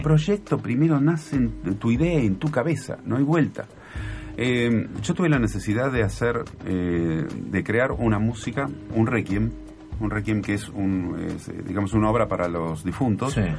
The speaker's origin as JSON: {"language": "Spanish", "region": "Buenos Aires", "country": "Argentina", "tie": "born or raised there", "said": "yo nací en Devoto, en una familia eh, que que tenía pocas posibilidades económicas, que nos costaba un montón todo, que yo lo viví, eh, lo viví muchos años, hasta, no sé, hasta la adolescencia"}